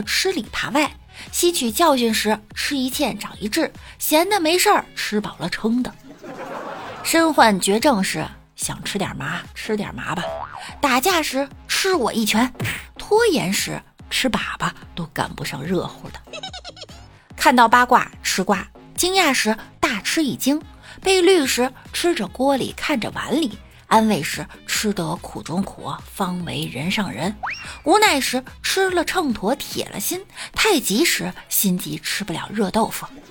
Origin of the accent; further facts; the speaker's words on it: China; 感谢我八辈儿祖宗把我生在了中国